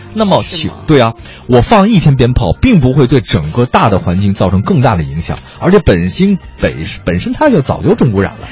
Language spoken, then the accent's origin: Chinese; Beijing, China; 我也是北京人啊，嗯。我也天天呼吸这个地方